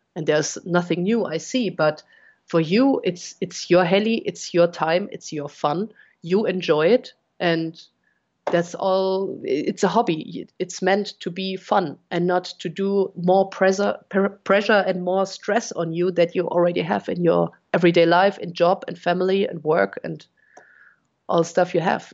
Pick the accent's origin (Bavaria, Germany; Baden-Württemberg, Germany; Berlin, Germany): Bavaria, Germany; Munich; also born or lived in Cologne area, Germany; now in Cologne, Germany; Originally, I come from Munich